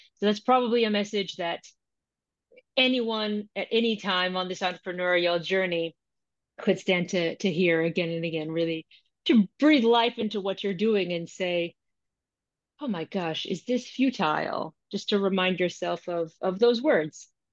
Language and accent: English; United States; now in London, United Kingdom; I'm American, I'm based in London, but I'm American